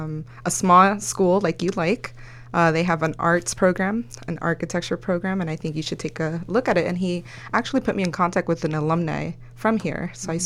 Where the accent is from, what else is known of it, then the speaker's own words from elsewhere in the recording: Los Angeles, California, United States; first language Spanish; English is a second language; also born or lived in El Salvador; I am a Los Angelinos, born and raised in Northeast LA. I went to high school in Eagle Rock High.